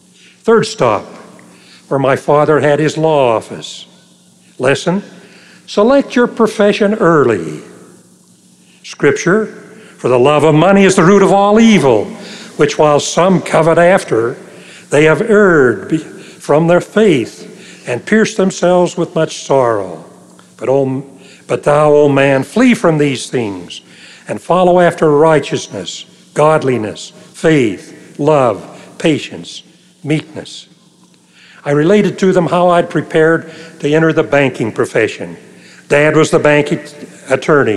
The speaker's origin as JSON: {"language": "English", "town": "Logan", "region": "Utah", "country": "United States", "tie": "born or raised there", "moved": "yes", "said": "Logan, my hometown"}